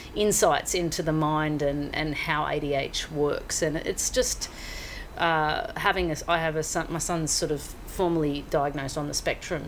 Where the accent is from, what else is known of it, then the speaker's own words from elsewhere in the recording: Mansfield, Victoria, Australia; moved away as an adult; also born or lived in London; now in Hong Kong; I grew up in the small town of Mansfield, which is in the okay. high country of Victoria